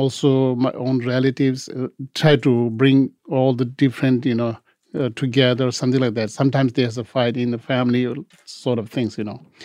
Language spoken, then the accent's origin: English; India; English is a second language; moved away as an adult; also born or lived in Tibet; now in Los Angeles, United States; I was born in Tibet, and when I was three, I escaped because due to Chinese Revolution, came to Tibet. We have fled to India, and mostly I was uh, raised in India, and went to school there